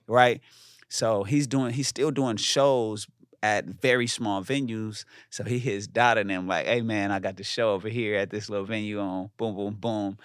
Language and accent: English; Inglewood, California, United States; I'm from Inglewood